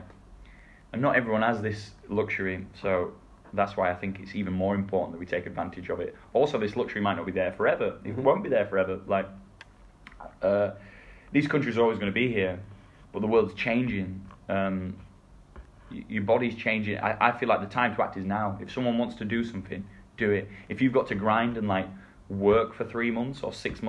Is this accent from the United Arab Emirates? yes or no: no; England, United Kingdom; moved away; being English